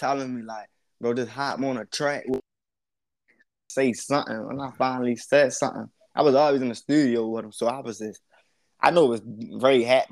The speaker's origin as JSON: {"language": "English", "town": "Baltimore", "region": "Maryland", "country": "United States", "tie": "born or raised there", "said": "I'm from Park Heights, for real, West Baltimore. I grew up there"}